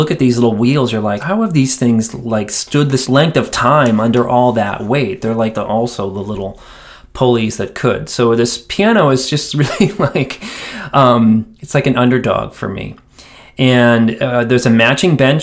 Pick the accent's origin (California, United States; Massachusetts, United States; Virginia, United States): Massachusetts, United States; Quincy; moved away as an adult; also born or lived in Dorchester, Massachusetts / Cambridge, Massachusetts; now in Asheville, United States; we moved south a few miles away to a town called Quincy, Massachusetts, which is still the town that I consider my hometown